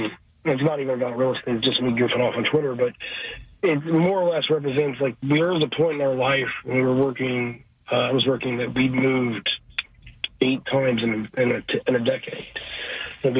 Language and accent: English; Cincinnati, Ohio, United States; moved away as an adult; also born or lived in Canada; now in Houston, United States; I grew up in Cincinnati. Born in 1982, and was pretty much Cincinnati my whole life. Went to the University of Cincinnati and got a chemical engineering degree and left Cincinnati in 2006